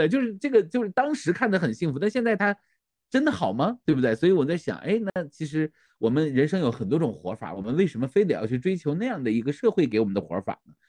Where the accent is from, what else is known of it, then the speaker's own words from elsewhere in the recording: Northeast China, China; moved away; 我就是东北人，